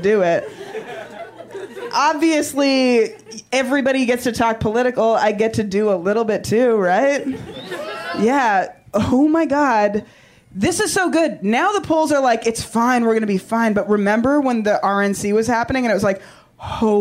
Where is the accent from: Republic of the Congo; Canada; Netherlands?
Canada; I am from Canada